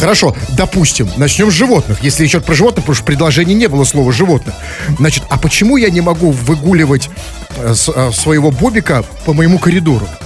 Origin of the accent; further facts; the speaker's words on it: Saint Petersburg, Russia; в Петербурге же больше всего ненавидят как коренные жители, такие как мы, перемен